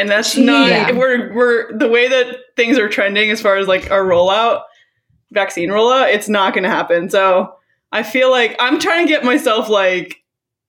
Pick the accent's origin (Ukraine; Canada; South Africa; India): Canada; now in United States; I am a Canadian citizen and not an American citizen